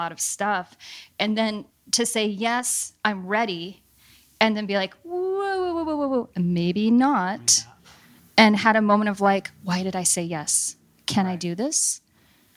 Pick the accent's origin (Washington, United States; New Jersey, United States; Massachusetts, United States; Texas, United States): Washington, United States; Seattle; Born and raised in Seattle. I was born at Group Health on Broadway